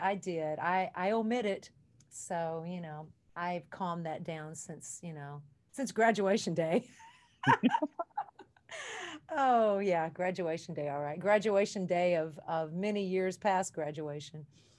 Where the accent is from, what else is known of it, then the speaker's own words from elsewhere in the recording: Kentucky, United States; Well, my life, you know, I grew up in Kentucky and my mom said my bags were always packed by the door.